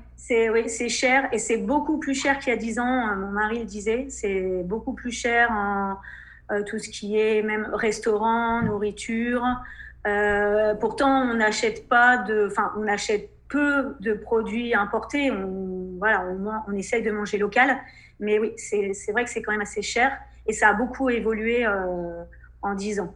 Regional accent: France; moved away as an adult; now in Saudi Arabia; on est français

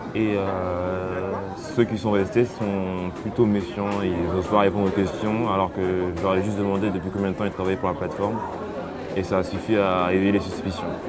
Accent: Algeria; moved away as an adult; now in Paris, France; je viens de l'Algérie

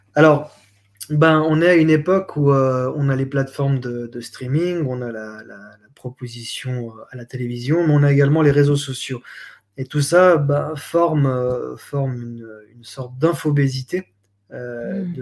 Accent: Switzerland; moved away; also born or lived in Geneva; je viens de Suisse

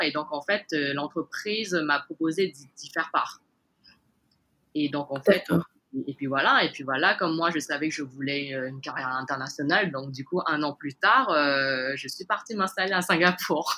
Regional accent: French Guiana; moved away as an adult; now in Hong Kong; Je suis née en Guyane, euh, d'origine chinoise

